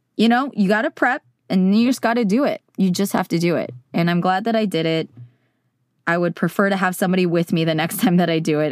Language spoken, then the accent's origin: English; Silicon Valley, California, United States; I grew up in California, in Silicon Valley